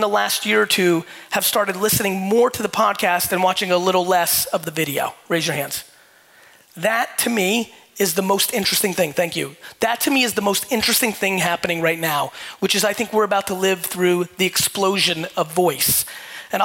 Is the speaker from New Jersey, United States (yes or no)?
yes; Edison, New Jersey, United States; also born or lived in Soviet Union; When I was 6 years old and moved to Edison, New Jersey, for a lot of you that don't know me, I was born in the Soviet Union, immigrated to the United States when I was 3